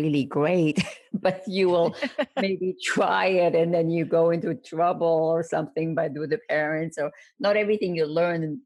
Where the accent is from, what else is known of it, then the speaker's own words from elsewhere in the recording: Baghdad, Baghdad Governorate, Iraq; moved away; my hometown, Baghdad